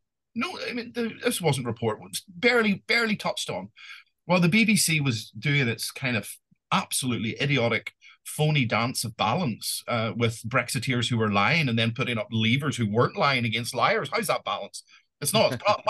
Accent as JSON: {"language": "English", "country": "Ireland", "said": "this is actually said to me as an Irishman"}